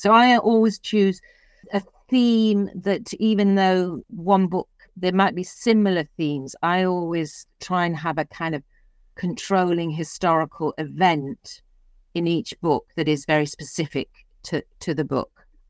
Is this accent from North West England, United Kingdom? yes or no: yes; Liverpool, North West England, United Kingdom; moved away; I was born and brought up in Liverpool